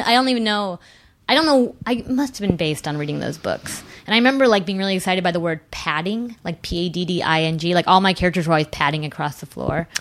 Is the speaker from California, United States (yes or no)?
yes; Whittier, California, United States; now in New York, United States; I grew up in Southern California